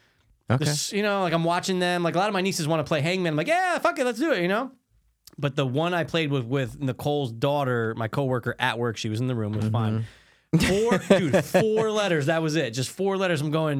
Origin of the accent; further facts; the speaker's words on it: Connecticut, United States; yeah, I'm from Connecticut.